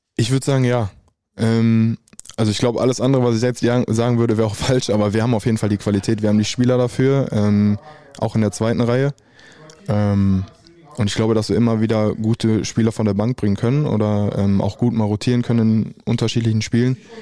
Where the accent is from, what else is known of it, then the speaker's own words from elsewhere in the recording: Dortmund, North Rhine-Westphalia, Germany; ich komme eigentlich ursprünglich aus Dortmund